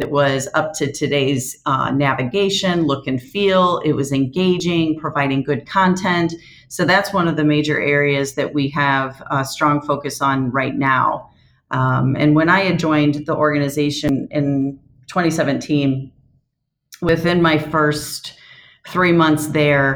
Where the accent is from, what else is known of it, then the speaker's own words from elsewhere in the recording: Moline, Illinois, United States; that was my hometown